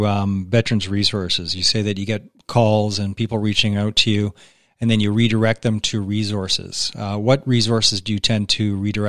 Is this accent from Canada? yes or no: yes; Canada